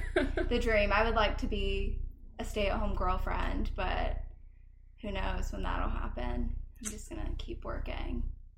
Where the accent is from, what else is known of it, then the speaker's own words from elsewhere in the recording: Indianapolis, Indiana, United States; moved away as an adult; now in Omaha, United States; I'm from Indianapolis, so I am technically a city girl.